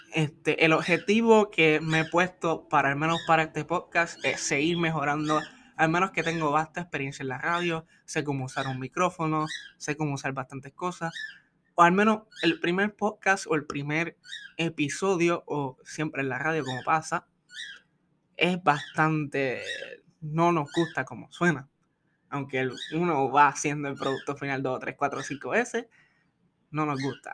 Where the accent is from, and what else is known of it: Puerto Rico